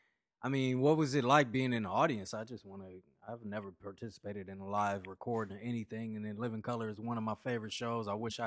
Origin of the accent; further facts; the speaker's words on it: Los Angeles, California, United States; Yeah, the life of somebody growing up on the West Coast in L.A. You get to experience those type of things at a very young age.